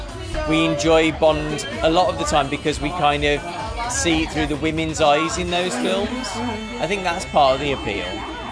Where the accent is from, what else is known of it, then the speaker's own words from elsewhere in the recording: Birmingham, West Midlands, United Kingdom; We're from Birmingham, which has a gay village as well, but again, it's very compact.